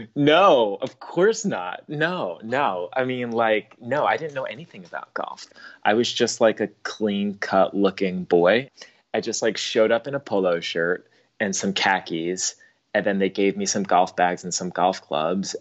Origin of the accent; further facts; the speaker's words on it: Long Island, New York, United States; I grew up on Long Island